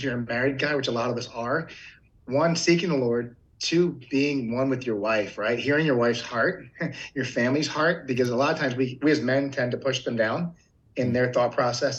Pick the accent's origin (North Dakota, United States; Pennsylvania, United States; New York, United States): Pennsylvania, United States; Philadelphia; moved away as an adult; also born or lived in Eastern Shore of Maryland / Arkansas; now in Concord, United States; I grew up in Philadelphia, Pennsylvania